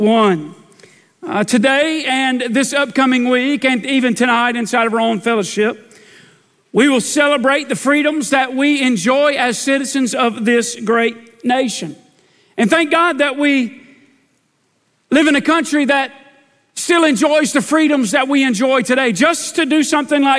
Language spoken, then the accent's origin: English; United States; I'm a red-blooded American man.